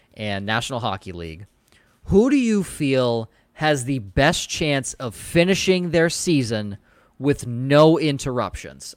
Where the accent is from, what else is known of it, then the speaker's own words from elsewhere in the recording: Boston, Massachusetts, United States; I'm from Boston.